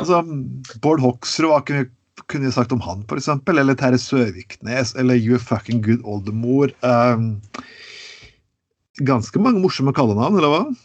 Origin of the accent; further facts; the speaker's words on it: Telemark, Norway; jeg kommer fra Telemark. Det vet jo alle sammen. Jeg er fra, jeg er fra Telemark. Og det, jeg vokste opp med det som kalles rånere